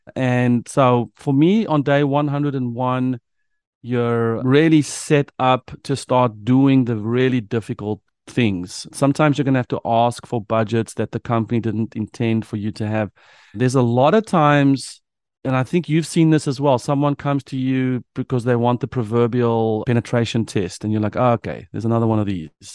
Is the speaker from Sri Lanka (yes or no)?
no; South Africa; moved away as an adult; now in United States; a South African who moved to the United States